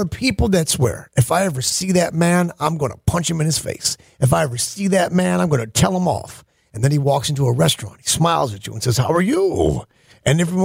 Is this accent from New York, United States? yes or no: yes; Western Central New York, United States; I grew up in Western Central New York, Buffalo Bills country